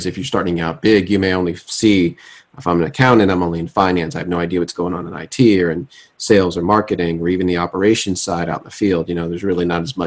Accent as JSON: {"language": "English", "country": "United States", "also_born_or_lived": "Switzerland", "said": "as an American going over to Europe"}